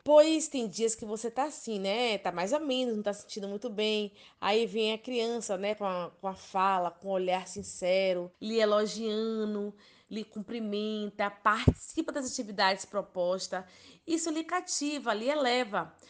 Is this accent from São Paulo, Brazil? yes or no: no; Ilhéus, Bahia, Brazil; Sou natural de Ilhéus, Bahia, Brasil.